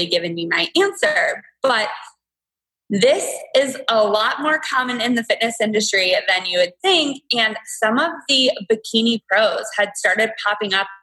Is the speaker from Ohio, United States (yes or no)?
yes; Toledo, Ohio, United States; moved away as an adult; now in Cleveland, United States; I'm from Toledo